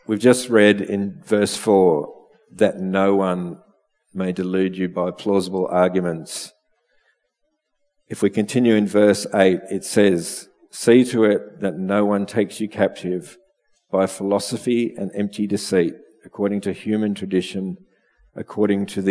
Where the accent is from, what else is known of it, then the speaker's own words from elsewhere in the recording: Melbourne, Victoria, Australia; now in Bendigo, Australia; I grew up in Melbourne, although I would have liked to have grown up in the country